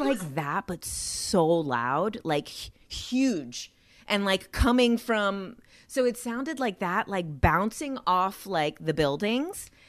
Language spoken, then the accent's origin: English; Jersey City, New Jersey, United States; I grew up in Jersey City, New Jersey